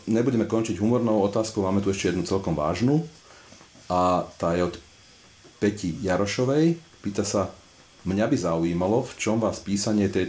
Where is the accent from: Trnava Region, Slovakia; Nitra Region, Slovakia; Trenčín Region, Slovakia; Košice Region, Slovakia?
Trnava Region, Slovakia; Trnava; tak sa hovorí u nás v Trnave